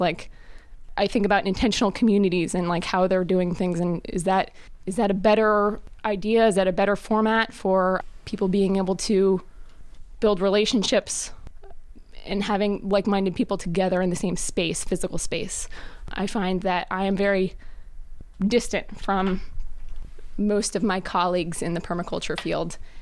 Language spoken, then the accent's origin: English; Reading, Pennsylvania, United States; I'm from Reading, Pennsylvania